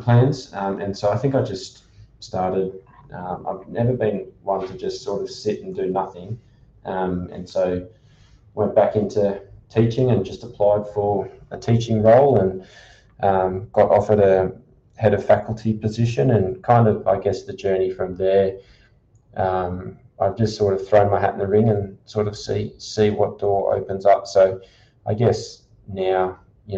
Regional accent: Canberra, Australian Capital Territory, Australia; also born or lived in Sydney; now in Bundaberg, Australia; I was born in Sydney, and after 6 months, my parents decided to move down to Canberra.

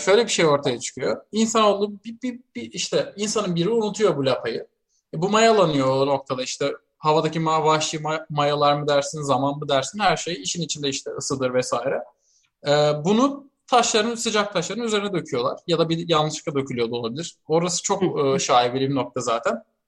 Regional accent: Siirt, Siirt Province, Turkey; moved away; ben çocukken Siirt'teyken

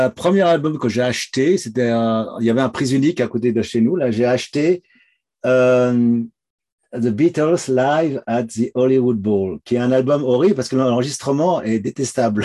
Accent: Domont, Île-de-France, France; moved away as an adult; also born or lived in Épinay-sur-Seine, France; now in Toronto, Canada; j'ai vécu dans la banlieue nord de Paris, euh, dans une ville qui s'appelle Daumont. Euh, c'est à 20 km de Paris

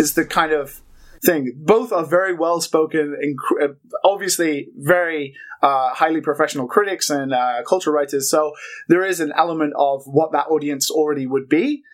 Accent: United Kingdom; now in Japan; I'm British, but I live in Japan

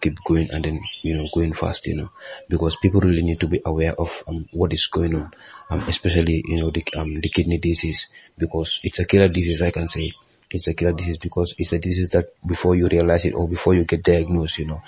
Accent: Gambia; here in the Gambia

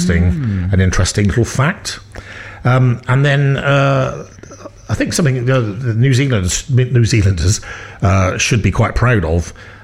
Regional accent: United Kingdom; as a Brit, or an Englishman, actually, I suppose, English and Welshman.

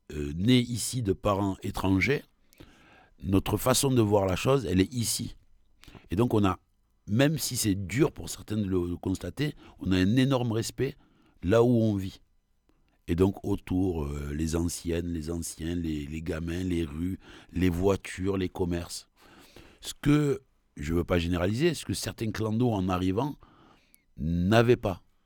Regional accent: Marseille, Provence-Alpes-Côte d'Azur, France; je suis de Belzuns

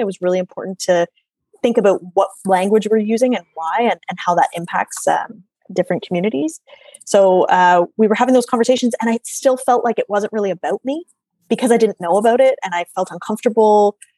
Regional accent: Oshawa, Ontario, Canada; I grew up in Oshawa

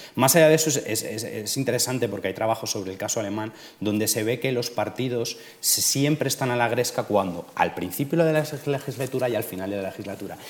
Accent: Majorca, Balearic Islands, Spain; yo soy precisamente mallorquín, con lo cual lo conozco de primera

